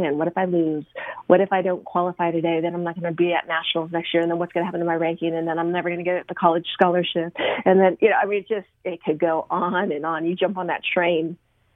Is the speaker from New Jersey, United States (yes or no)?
no; Arizona, United States; I grew up in Arizona